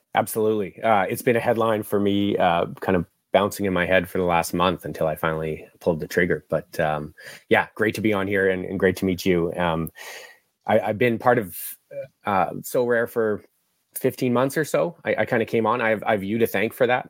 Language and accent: English; Vancouver, British Columbia, Canada; moved away as an adult; also born or lived in Australia; I'm from the West Coast, so uh, born and raised here in Vancouver.